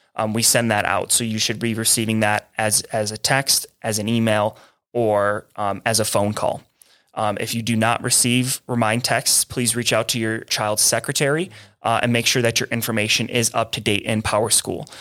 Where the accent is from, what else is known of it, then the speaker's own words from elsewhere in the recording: Buffalo, New York, United States; now in Santa Fe, United States; I'm originally from Buffalo. I'm a long way from home